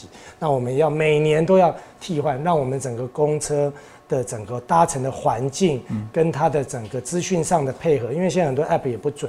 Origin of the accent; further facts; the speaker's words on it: Keelung, Keelung City, Taiwan; 对啊，我是基隆的，对。